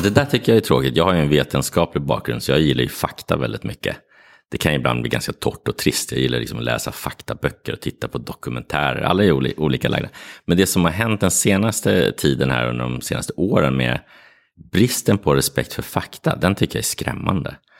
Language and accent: Swedish; Sweden; also born or lived in Morocco; Jag är både svensk och marockan.